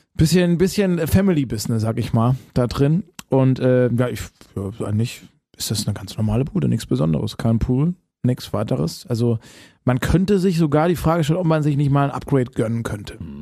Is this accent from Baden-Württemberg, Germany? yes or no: yes; Baden-Württemberg, Germany; ich komme ja aus dem Badenerländle